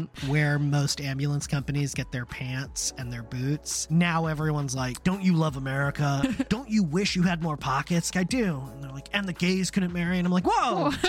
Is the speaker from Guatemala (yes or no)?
no; Germany; born there; I was born in Germany, though, so it might be very strange.